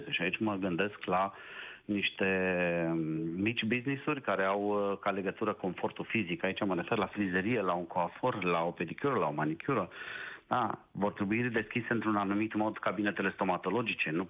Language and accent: Romanian; Cluj-Napoca, Cluj County, Romania; Eu uh, nu fost sunt din Cluj-Napoca, sunt și eu cadru medical